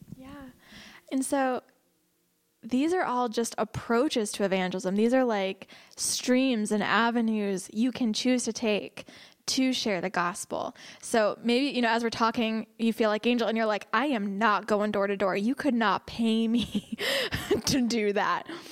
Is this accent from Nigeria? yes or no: no; United States; as an American